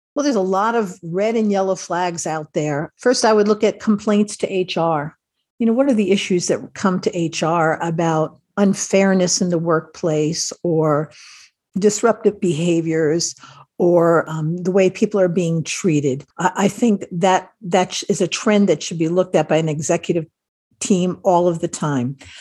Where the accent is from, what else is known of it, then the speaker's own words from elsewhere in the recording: Ireland; I'm Irish, so we are always about stories